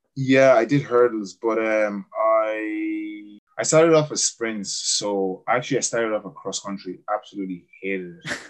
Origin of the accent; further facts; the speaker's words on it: Cork, Munster, Ireland; accent: Irish; also born or lived in Cameroon; I'm from Cork